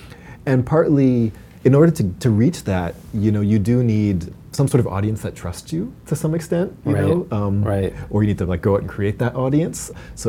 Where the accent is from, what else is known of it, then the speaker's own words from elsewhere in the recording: Massachusetts, United States; Oh, outside of Boston.